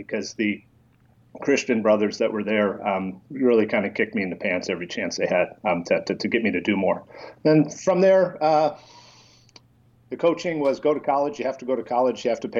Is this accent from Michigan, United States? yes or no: yes; Detroit, Michigan, United States; I grew up middle class in Detroit, and I was the middle child of 5 boys in our family